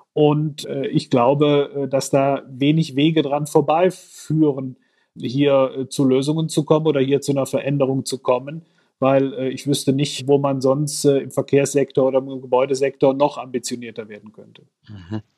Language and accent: German; Aachen, North Rhine-Westphalia, Germany; Ich komme aus Nordrhein-Westfalen, aus Aachen